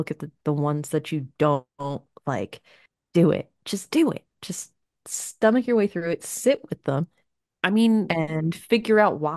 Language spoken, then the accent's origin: English; United States; I grew up in America in the 90s